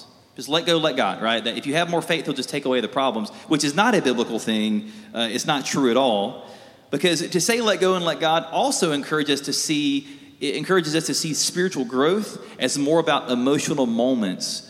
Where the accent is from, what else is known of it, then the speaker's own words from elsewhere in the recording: South Alabama, United States; I grew up in South Alabama